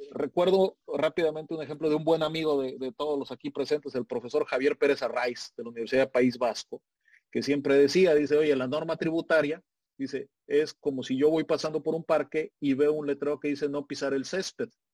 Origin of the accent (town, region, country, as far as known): Mexico